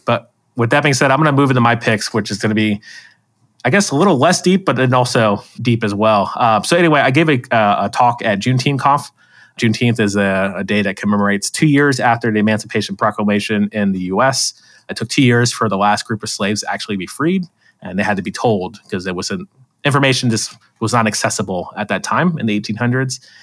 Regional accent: Florida, United States; I'm from Florida

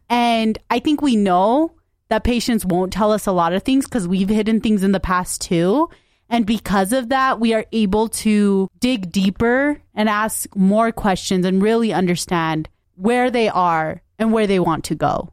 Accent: United States; I am a brown woman. I'm American. I'm Punjabi

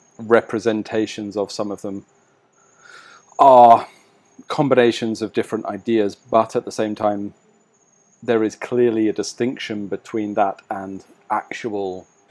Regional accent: England, United Kingdom; I'm English.

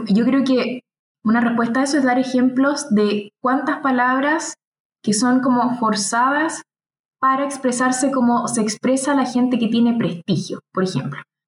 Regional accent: Chile; acá en mi país

